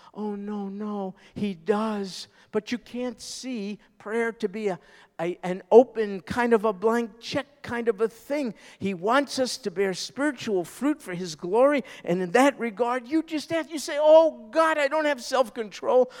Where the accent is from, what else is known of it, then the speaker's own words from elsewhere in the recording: New York, United States; I'm a New Yorker